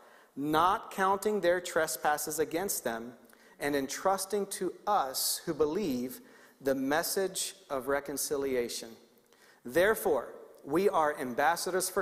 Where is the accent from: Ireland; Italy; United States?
United States; Baltimore, Maryland; moved away; Baltimore, Maryland, which is where I grew up